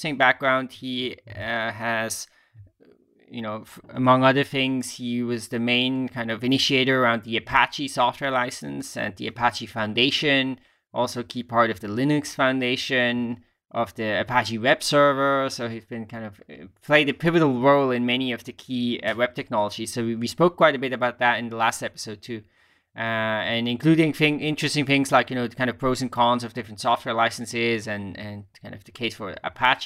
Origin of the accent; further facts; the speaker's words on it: Basel, Basel-Stadt, Switzerland; moved away as an adult; I used to live in Basel, of course, until I was around 18 years. So it's my hometown